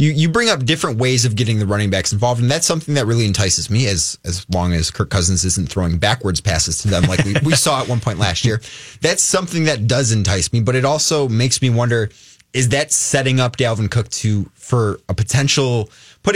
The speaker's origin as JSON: {"language": "English", "town": "Cleveland", "region": "Ohio", "country": "United States", "tie": "born or raised there", "moved": "as an adult", "lives_now": "Minnesota, United States", "said": "I grew up in Cleveland."}